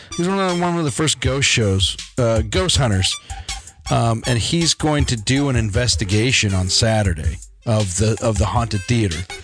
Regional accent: Colorado, United States; we grew up in Colorado

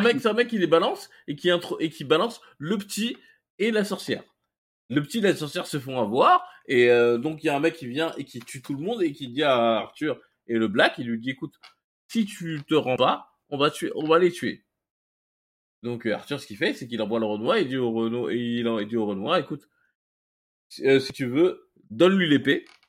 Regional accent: Mali; moi, je suis malien.

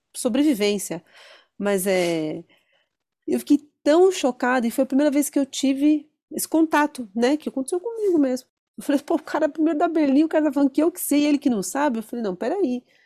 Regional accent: Brazil; eu sou brasileiro.

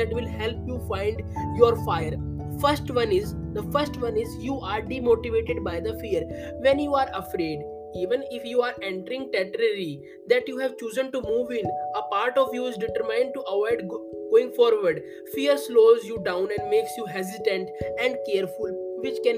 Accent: India; I am from India

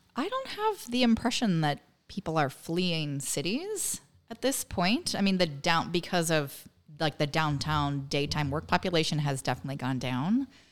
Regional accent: Northern California, United States; moved away as an adult; also born or lived in Massachusetts; now in Winthrop, United States; I grew up in Northern California where we didn't have transit

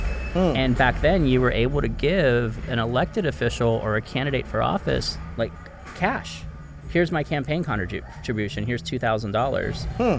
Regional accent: Los Angeles, California, United States; I was raised on Brand Boulevard, which is right next to San Fernando Mission.

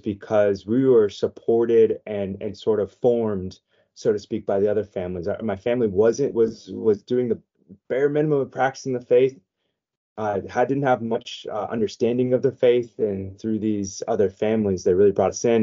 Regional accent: San Diego, California, United States; I was born and raised in San Diego, so my high school years were were out here in San Diego

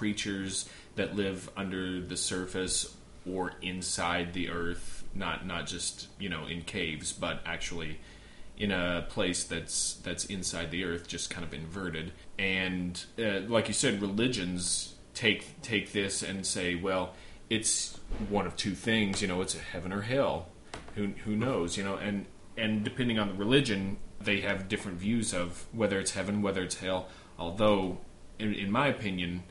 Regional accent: Kentucky, United States; my home state, Kentucky.

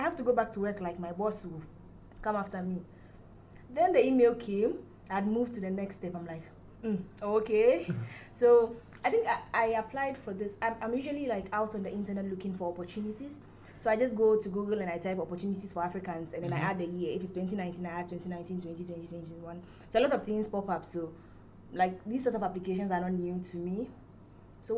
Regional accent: Ghana; moved away as an adult; now in Lagos, Nigeria; I'm from Ghana. I'm a Ghanaian girl

